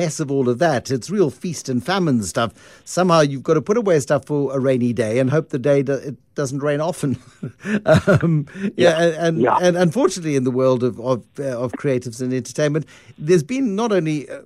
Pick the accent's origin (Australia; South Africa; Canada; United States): South Africa; a South African creator of stuff that is quite specific